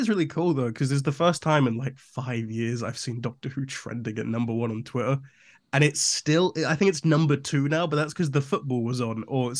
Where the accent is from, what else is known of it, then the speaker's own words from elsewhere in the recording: Cheltenham, South West England, United Kingdom; born there; It's like, no, I was born in Cheltenham, which...